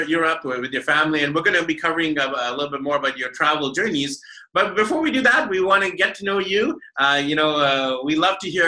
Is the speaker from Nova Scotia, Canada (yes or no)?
no; Vancouver, British Columbia, Canada; moved away; back in my hometown of Vancouver, BC, Canada